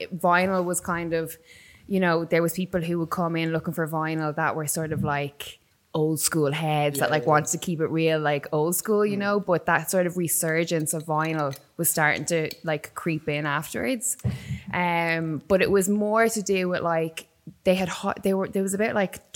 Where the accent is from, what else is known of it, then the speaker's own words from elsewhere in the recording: Waterford, Munster, Ireland; moved away as an adult; also born or lived in Dublin; I grew up in Waterford. And then I moved to Dublin when I was about 19